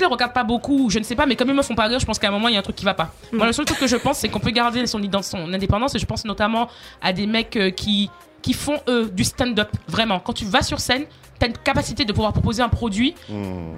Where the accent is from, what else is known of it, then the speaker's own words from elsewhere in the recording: Martinique; now in France; je suis martiniquaise